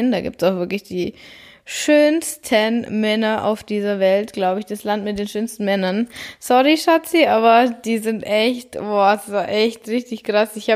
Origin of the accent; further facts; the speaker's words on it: Bavaria, Germany; vor allem für mich als Bayerin ist es da oben echt ungewöhnlich, alles flach, dann das Meer